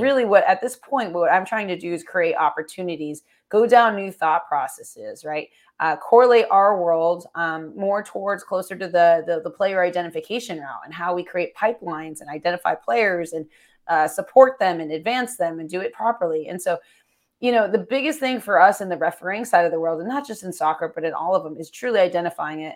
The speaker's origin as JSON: {"language": "English", "region": "Florida", "country": "United States", "said": "I'm from Florida"}